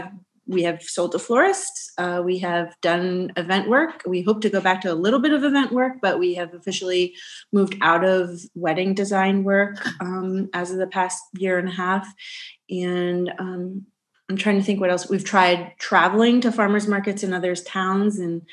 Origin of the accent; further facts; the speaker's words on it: Carlisle, Pennsylvania, United States; And so I'm from Central PA. And so we moved back here to Carlisle, home to my roots, which is how we got our name.